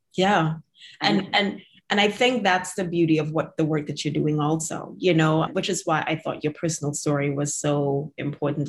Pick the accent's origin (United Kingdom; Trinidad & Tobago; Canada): Trinidad & Tobago; now in United States; I grew up in Trinidad